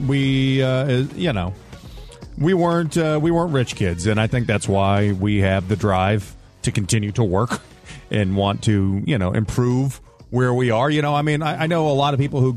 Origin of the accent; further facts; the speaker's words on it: St. Louis, Missouri, United States; the neighborhood that I grew up in St. Louis was built right after the war